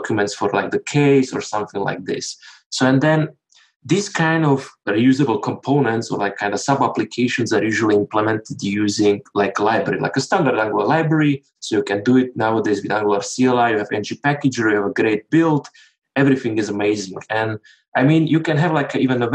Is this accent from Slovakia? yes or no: yes; Slovakia; now in Switzerland; I'm from Slovakia